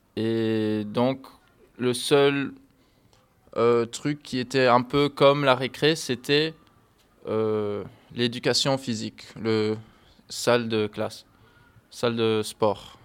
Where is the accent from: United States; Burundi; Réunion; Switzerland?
United States; Miami, Florida; French is a second language; moved away as an adult; now in Rochefort, France; je viens de Miami, qui est en Floride, aux États-Unis